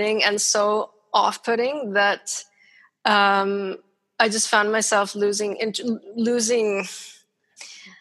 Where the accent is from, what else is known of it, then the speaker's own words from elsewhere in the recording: Ontario, Canada; moved away; I'm Canadian